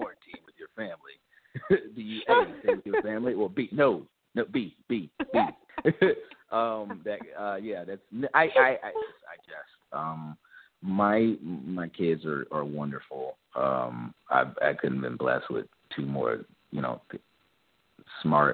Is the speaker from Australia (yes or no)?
no; the South, United States; I'm from the South